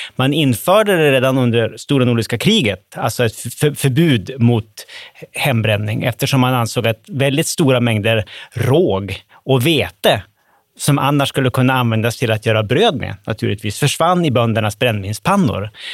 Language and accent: Swedish; Umeå, Västerbotten County, Sweden; Umeå, som jag kommer ifrån